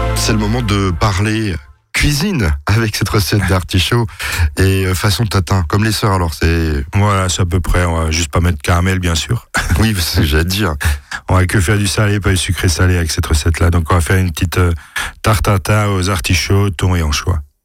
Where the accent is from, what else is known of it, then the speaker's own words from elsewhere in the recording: France; Chez nous, en France